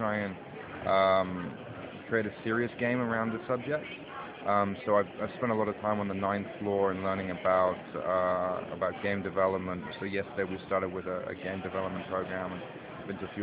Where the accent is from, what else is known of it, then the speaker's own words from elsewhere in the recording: London, United Kingdom; I'm from South London